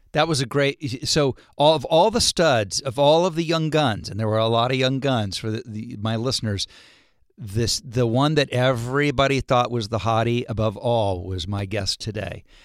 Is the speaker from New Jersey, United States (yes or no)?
no; Ohio, United States; moved away; when I was a kid growing up in Ohio